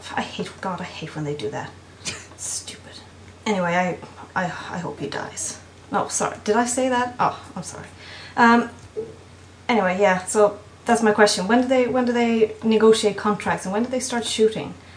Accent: Sweden; from Sweden

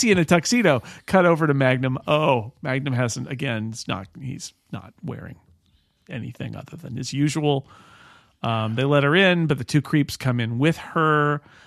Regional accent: California, United States; Little House on the Prairie, the T V show that was shot in my hometown

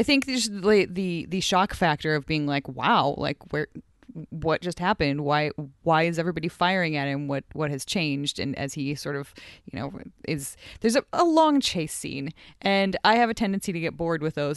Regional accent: United States; now in Edmonton, Canada; my home country, United States

